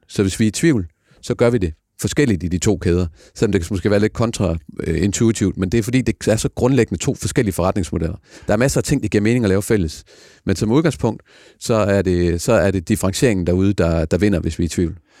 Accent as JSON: {"language": "Danish", "country": "Denmark", "said": "så er vi danskere"}